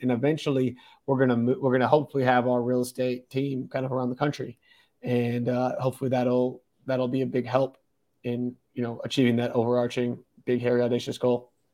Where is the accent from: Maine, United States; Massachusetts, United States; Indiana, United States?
Massachusetts, United States; moved away as an adult; also born or lived in California / Colorado; now in Denver, United States; originally I'm from Massachusetts. Um, born, raised there.